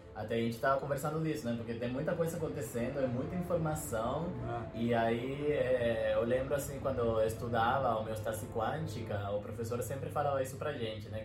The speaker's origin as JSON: {"language": "Portuguese", "country": "Venezuela", "second_language": "Portuguese", "moved": "yes", "said": "eu sou venezuelano"}